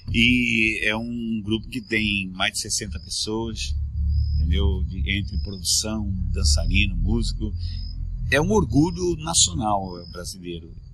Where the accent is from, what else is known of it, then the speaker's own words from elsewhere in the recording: Peru; born there; Não, nasci no Peru, cara.